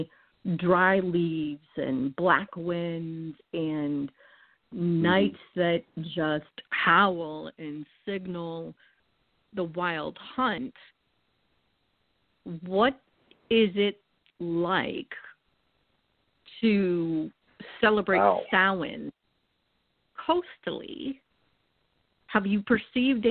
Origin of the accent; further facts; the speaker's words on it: New England, United States; moved away; I was born and raised in New England, and actually at the foot of the northern edge of the Appalachian mountain chain